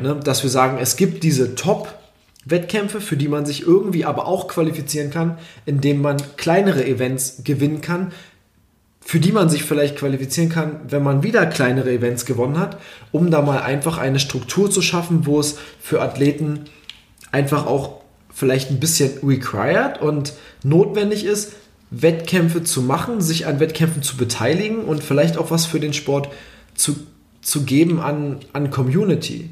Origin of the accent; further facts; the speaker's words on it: Germany; als Deutscher